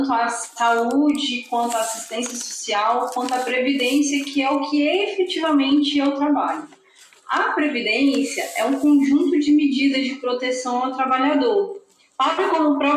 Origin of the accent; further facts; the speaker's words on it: Brasília, Federal District, Brazil; now in Palmas, Brazil; tenho 33 anos, sou brasiliense, mas sou tocantinense de coração, já moro aqui em Palmas, Tocantins há muito tempo.